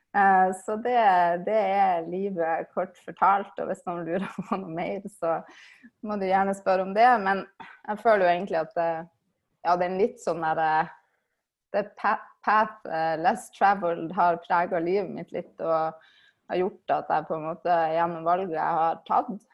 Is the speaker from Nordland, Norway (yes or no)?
yes; Svolvær, Nordland, Norway; moved away as an adult; Jeg kommer fra Svolvær i Lofoten, der jeg er oppvokst